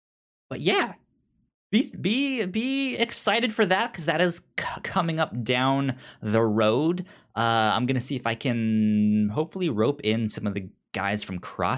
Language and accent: English; Virginia, United States; Yeah, I grew up near Tyson's Corner and stuff like that.